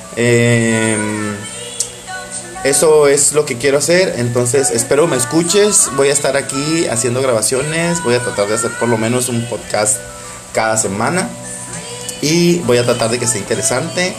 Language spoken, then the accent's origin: Spanish; home town 45 km from La Paz, Baja California Sur, Mexico; mi pueblito natal que está a 45 kilómetros de La Paz, Baja California